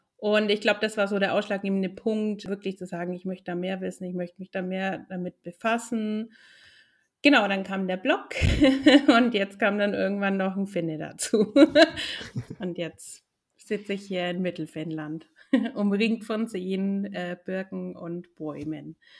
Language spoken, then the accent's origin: German; Nuremberg, Bavaria, Germany; now in Helsinki, Finland; Ich komme ursprünglich aus Nürnberg